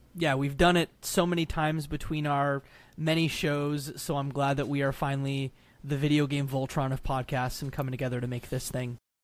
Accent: Canada; I'm Canadian. I'm the Canadian between the three of us.

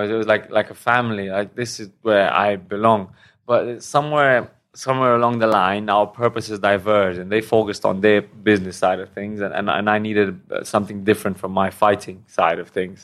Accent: Romania; moved away as an adult; also born or lived in England / Thailand; now in Hua Hin, Thailand; from Romania originally. Then I moved to England about nine years ago. And then for the past two years, I've been living in Thailand.

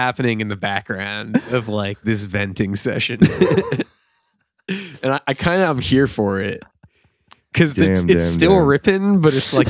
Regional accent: the South, United States; I'm from the South.

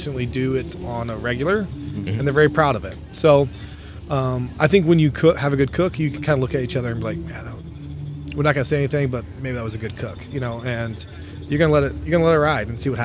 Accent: Louisville, Kentucky, United States; moved away as an adult; now in Minnesota, United States; We're originally from Louisville, Kentucky, and you know, both of us born and raised, and you know, we grew up together, high school, long time friends.

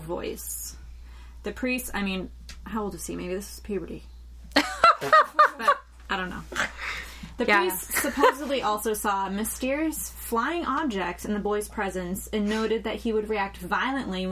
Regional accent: Massachusetts, United States; I'm from Massachusetts.

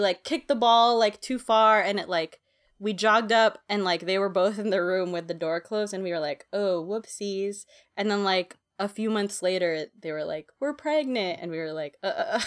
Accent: Philippines; moved away; I grew up in the Philippines

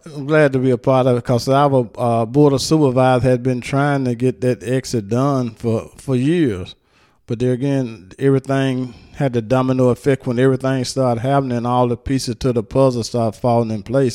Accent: Hernando, Mississippi, United States; also born or lived in Memphis, Tennessee; I was actually born in Memphis, but I raised, I was raised and lived here in Hernando all my life.

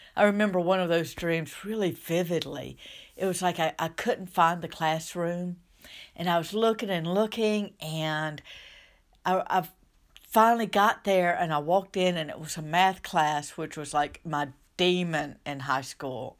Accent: southern United States, United States; accent: southern; by my accent, Um, I live in the southern United States

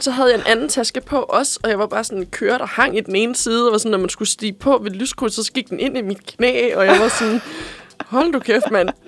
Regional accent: Korsør, Zealand, Denmark; now in Copenhagen, Denmark; jeg er fra Korsør

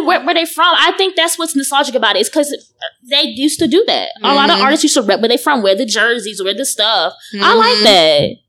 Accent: Georgia, United States; I'm from Georgia, so it's like growing up, I would see Atlanta like

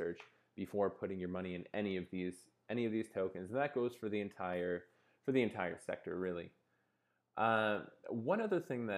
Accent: Canada; I'm Canadian

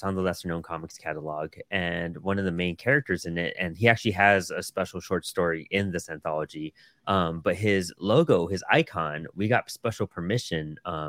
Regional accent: El Paso, Texas, United States; I'm from El Paso, Texas.

